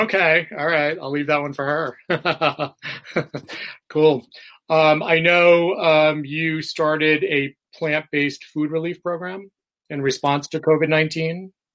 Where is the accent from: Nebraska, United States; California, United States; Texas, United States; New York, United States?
New York, United States; New York City; now in Florida, United States; I'm from New York City